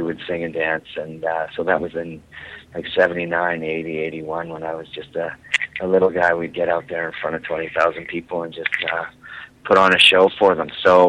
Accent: Calgary, Alberta, Canada; also born or lived in Vancouver; Well, I was born and raised in Calgary. I'm back in Calgary now, but I split my time between Calgary and Vancouver.

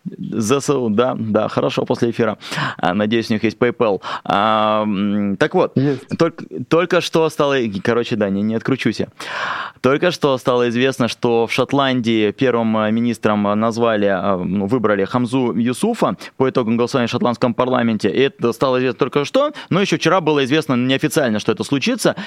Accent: Khabarovsk, Khabarovsk Krai, Russia; Я из Хабаровска

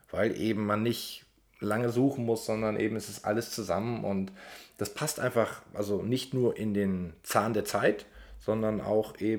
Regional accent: Germany; born there; ich bin gebürtiger äh, Deutscher und äh, eben auch ziemlich aus der Mitte von Deutschland, deswegen hört man sehr wenig Dialekt.

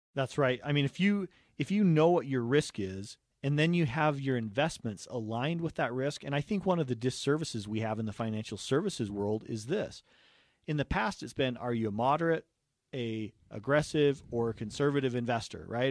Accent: Utah, United States; right here in Utah, uh, growing up.

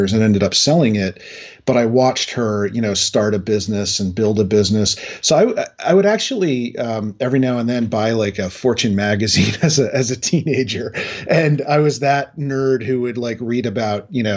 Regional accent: New Hampshire, United States; moved away; also born or lived in New Jersey / Boston; I was actually born in New Jersey, grew up in New Hampshire, built my career in Boston

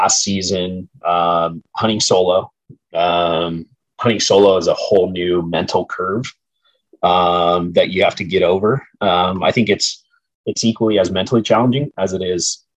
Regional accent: Southern California, United States; the opportunities, you know, for hunting were extremely limited growing up in Southern California

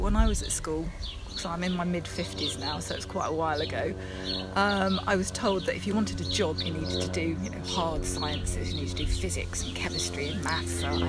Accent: Ramsgate, South East England, United Kingdom; It's in Kent, so I grew up in Ramsgate

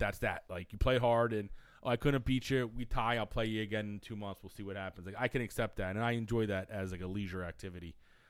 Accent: United States; as American sports fans

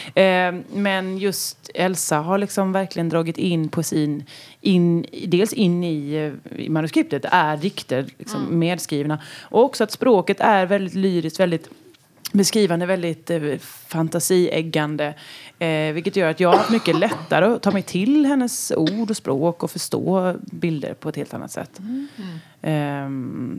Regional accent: western Småland, Kronoberg County, Sweden; also born or lived in Halland; now in Ysby, Sweden; jag kom ju från västra Småland

